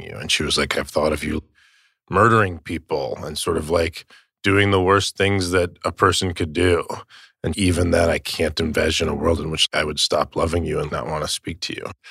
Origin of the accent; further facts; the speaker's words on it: Tucson, Arizona, United States; I was from Tucson, Arizona